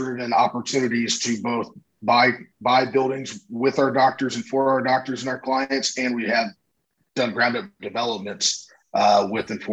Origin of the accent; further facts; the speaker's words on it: Houston, Texas, United States; also born or lived in Dallas, Texas; now in Austin, United States; I grew up in Houston, Texas